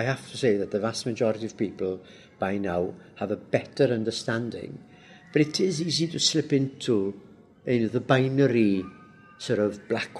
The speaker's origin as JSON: {"language": "English", "region": "Wales", "country": "United Kingdom", "first_language": "Welsh", "second_language": "English", "said": "People say, do you speak Welsh to children? Yes, all the time. Yes, you know, because it's my first language."}